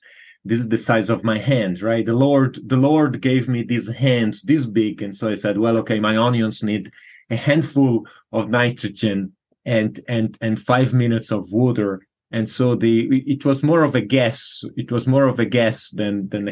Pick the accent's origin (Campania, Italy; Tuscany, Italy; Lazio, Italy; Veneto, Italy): Tuscany, Italy; Florence; now in San Diego, United States; I grew up in Florence, Italy